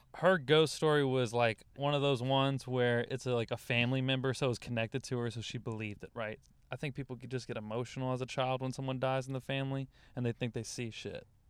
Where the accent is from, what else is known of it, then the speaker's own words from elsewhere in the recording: Louisiana, United States; also born or lived in Dallas; now in Los Angeles, United States; I'm from Louisiana